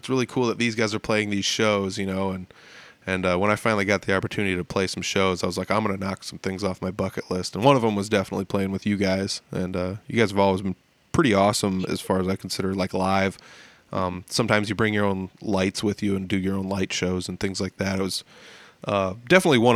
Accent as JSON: {"language": "English", "town": "Humboldt", "region": "Iowa", "country": "United States", "tie": "born or raised there", "said": "We played up in Humboldt, which is my hometown"}